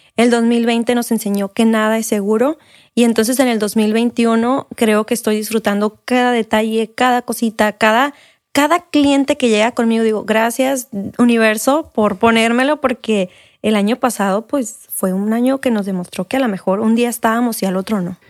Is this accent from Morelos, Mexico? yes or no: no; San Luis Río Colorado, Sonora, Mexico; moved away as an adult; now in Mexicali, Mexico; soy de San Luis Colorado